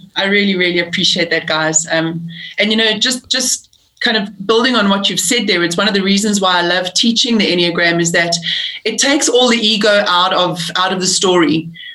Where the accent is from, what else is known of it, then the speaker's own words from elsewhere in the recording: South Africa; also born or lived in England; I'm I'm British born. I moved to South Africa when I was uh, eight years old